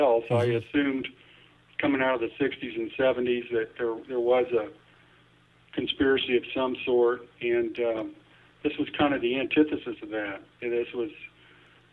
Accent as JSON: {"language": "English", "town": "Topeka", "region": "Kansas", "country": "United States", "tie": "born or raised there", "also_born_or_lived": "Washington, D.C.", "said": "I was 6 years old growing up in Topeka, Kansas"}